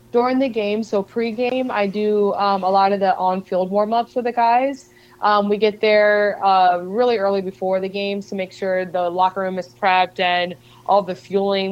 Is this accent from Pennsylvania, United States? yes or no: yes; Philadelphia, Pennsylvania, United States; born or raised there; also born or lived in Arizona